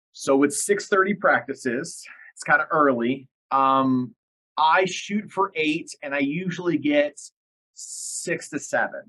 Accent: about an hour north of Detroit, Michigan, United States; I grew up in Detroit, about an hour north of Detroit, and so I was a big Detroit fan

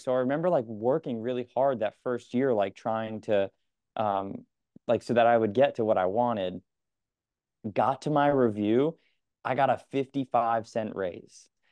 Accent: Connecticut, United States; now in New York, United States; I'm from Connecticut

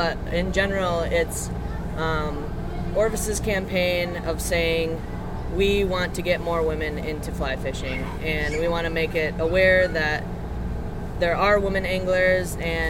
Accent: Wisconsin, United States; born or raised there; moved away

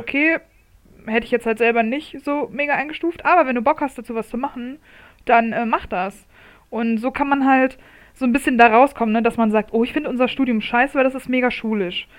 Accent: Munich, Bavaria, Germany; in meiner Heimatstadt

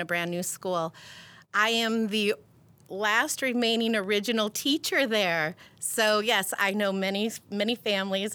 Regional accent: Peoria, Arizona, United States; I have a long history in Peoria. I went to grade school at Kachina, promoted in 84, then went to Cactus, graduated in 88

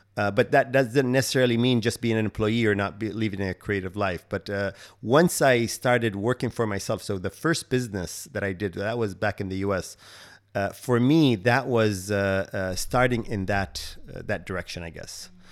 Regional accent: Kuwait; moved away; I'm from Kuwait

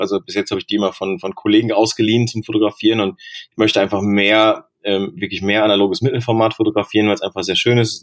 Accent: Bochum, North Rhine-Westphalia, Germany; ich bin in Bochum groß geworden.

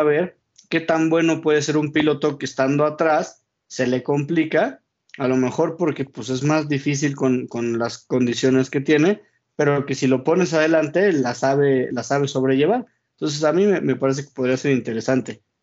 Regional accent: Mexico; como mexicano

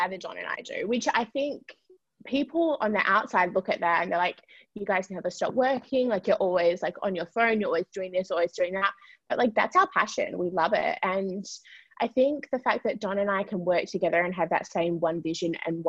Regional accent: Perth, Western Australia, Australia; moved away; we are originally from Perth.

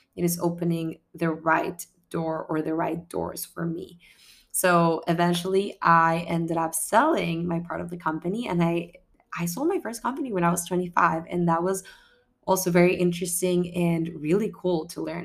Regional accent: Ecuador; moved away; I come from Ecuador

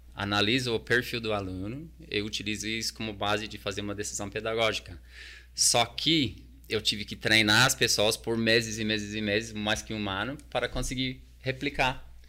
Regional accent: New Zealand; Portuguese is a second language; moved away as an adult; also born or lived in Tonga / United States / Australia / South Korea; now in Brazil; eu cresci num bairro extremamente multicultural na Nova Zelândia

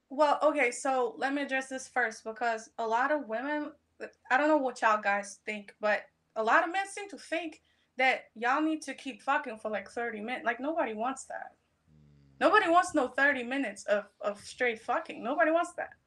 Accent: Poland; moved away; When I was growing up, I'm, I'm being from Poland

